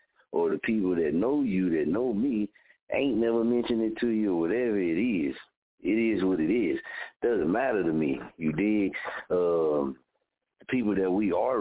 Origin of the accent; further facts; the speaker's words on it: Muskogee, Oklahoma, United States; also born or lived in Wichita; born and raised in Muskogee